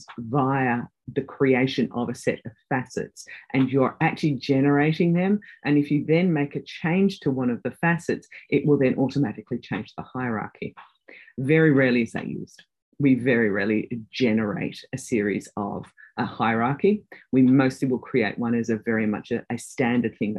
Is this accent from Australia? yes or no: yes; Australia; moved away as an adult; also born or lived in United Kingdom; I'm an Australian.